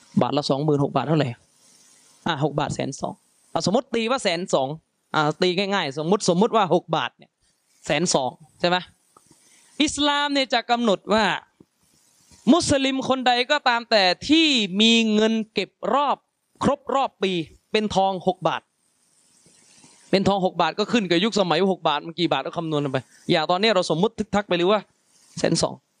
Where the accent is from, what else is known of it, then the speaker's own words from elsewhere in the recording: Yala, Thailand; ผมเป็นคนยะลา มาแต่พื้นที่ที่รู้กันว่าระเบิดเยอะที่สุด